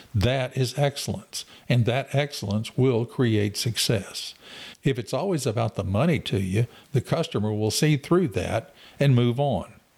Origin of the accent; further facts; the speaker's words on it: Waller, Texas, United States; I grew up in Waller